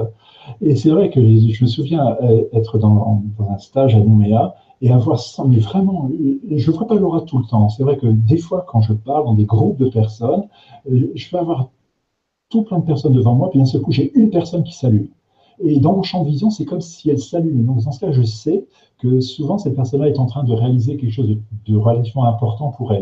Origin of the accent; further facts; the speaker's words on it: the North, Nord, France; moi, je suis du Nord